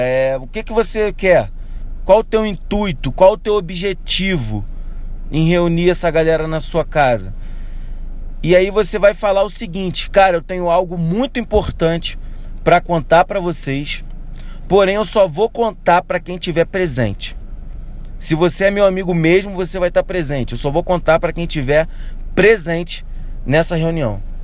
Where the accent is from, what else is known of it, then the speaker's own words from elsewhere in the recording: Rio de Janeiro, Brazil; eu sou do Rio de Janeiro.